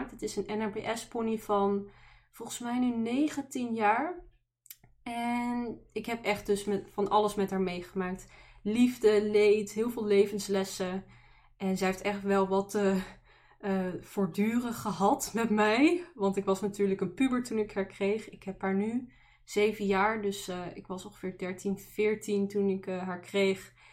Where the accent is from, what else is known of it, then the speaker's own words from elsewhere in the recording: Amsterdam, North Holland, Netherlands; born there; now in Tilburg, Netherlands; Ik woon in Tilburg, dus Brabant, maar ik ben ooit geboren in Amsterdam, maar eh, daar ben ik niet eh, heel lang gebleven.